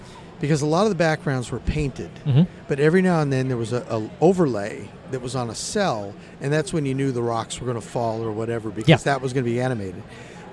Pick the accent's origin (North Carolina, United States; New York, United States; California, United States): California, United States; Los Angeles; now in Idaho, United States; I live in Idaho now, but I grew up in the San Fernando Valley in Chatsworth.